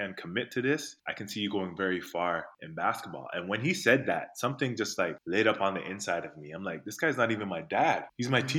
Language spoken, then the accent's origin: English; Toronto, Ontario, Canada; also born or lived in North York; I grew up in Rexdale. I think I was in grade 2 where I moved from North York, and I moved to Rexdale, which is where I spent most of the years growing up.